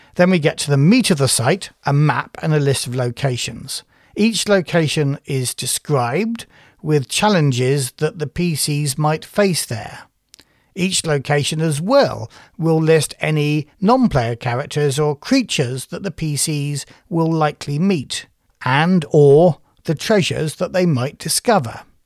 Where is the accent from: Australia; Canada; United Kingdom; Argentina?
United Kingdom; I'm British.